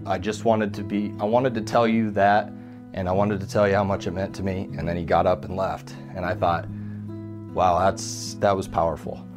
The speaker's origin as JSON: {"language": "English", "town": "Fontenelle", "region": "Iowa", "country": "United States", "tie": "born or raised there", "also_born_or_lived": "Creston, Iowa", "said": "I was born in Creston, Iowa, and I grew up in the little town of Fontenelle, Iowa, about 600 people"}